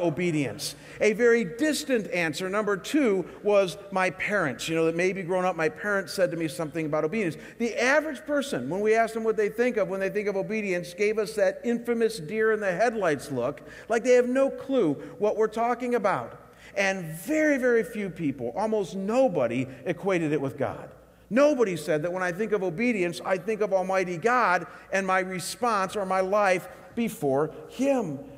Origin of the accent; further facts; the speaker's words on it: Chagrin Falls, Ohio, United States; my hometown of Chagrin Falls, Ohio